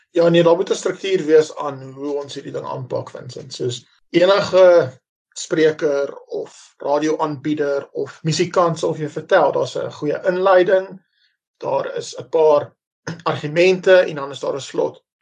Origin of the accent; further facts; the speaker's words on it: Roodepoort, Gauteng, South Africa; Ek is gebore in Roodepoort, Wesrand van Johannesburg, Suid-Afrika.